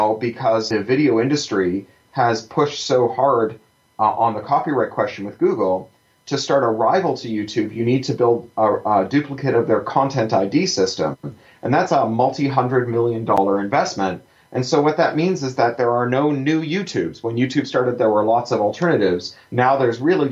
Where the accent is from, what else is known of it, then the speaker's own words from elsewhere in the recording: Canada; I'm a Canadian